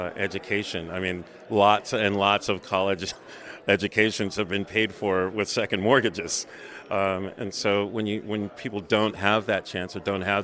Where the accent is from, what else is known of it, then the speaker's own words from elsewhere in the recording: Virginia, United States; moved away; also born or lived in Louisiana / Salt Lake City, Utah; I grew up in Virginia.